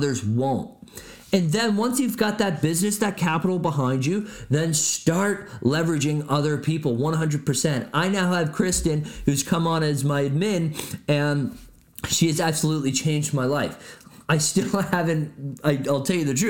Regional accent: Barrie, Ontario, Canada; moved away as an adult; also born or lived in Edmonton, Alberta; now in Niagara Falls, Canada; my hometown of Barrie Innisfil

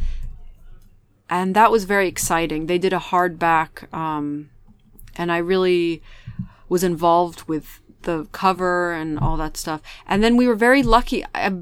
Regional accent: England, United Kingdom; also born or lived in Beirut, Lebanon; England is where I grew up, and it's the place that sort of took my family in when we were immigrants

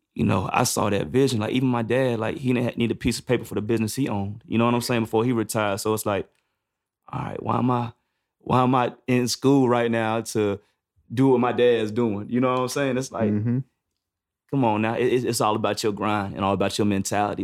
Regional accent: High Point, North Carolina, United States; also born or lived in Greensboro, North Carolina; Where I'm from, I'm from High Point, but I went to school to uh, North Carolina A and T, and that's in Greensboro.

